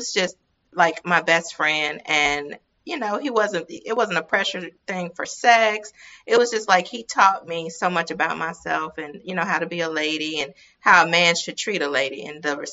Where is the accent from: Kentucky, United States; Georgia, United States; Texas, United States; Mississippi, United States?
Mississippi, United States; accent: Mississippi; also born or lived in Los Angeles, United States; the Mississippi accent